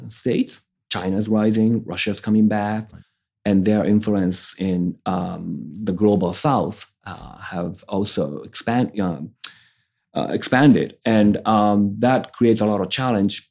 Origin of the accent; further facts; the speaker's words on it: Japan; I'm from Japan